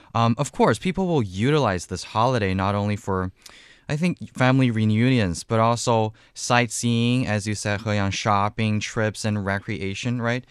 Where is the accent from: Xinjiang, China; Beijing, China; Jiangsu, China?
Jiangsu, China; Wuxi; moved away; my hometown in Wuxi, uh, Jiangsu province